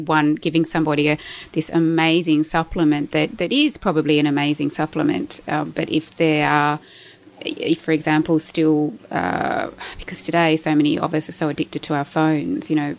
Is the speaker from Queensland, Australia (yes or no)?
no; Tamworth, New South Wales, Australia; we actually grew up in the same area, like in Tamworth. I was born in Tamworth in New South Wales